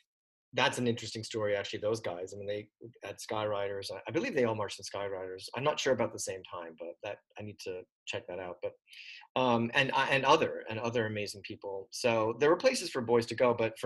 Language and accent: English; Pottsville, Pennsylvania, United States; moved away as an adult; now in New York, United States; No, I'm from Pottsville. I moved, I graduated in 83, and then I took a year to kind of work and try to save some money. And then I moved to New York in August of 84.